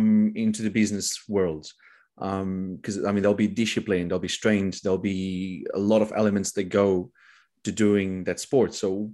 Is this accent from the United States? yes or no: no; Portugal; I'm from Portugal.